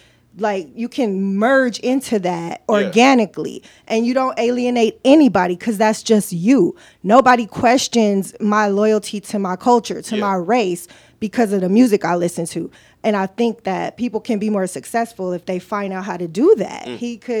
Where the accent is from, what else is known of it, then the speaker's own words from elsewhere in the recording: Compton, California, United States; I was raised in Compton, and I go for black people every day.